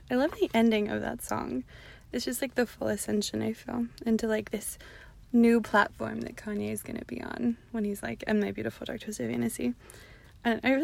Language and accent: English; Downey, California, United States; I'm from Downey